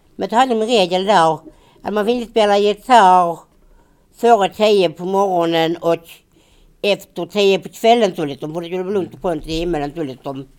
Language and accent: Swedish; Finja, Skåne, Sweden; när vi bodde hemma i Finja